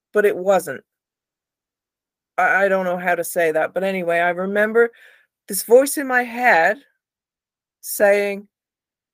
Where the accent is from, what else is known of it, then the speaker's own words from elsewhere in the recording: Somerset, South West England, United Kingdom; my area where I grew up in Somerset in the UK